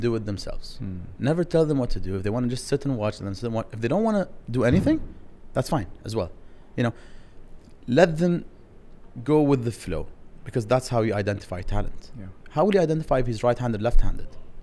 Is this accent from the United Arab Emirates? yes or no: yes; Dubai, United Arab Emirates; I'm from Dubai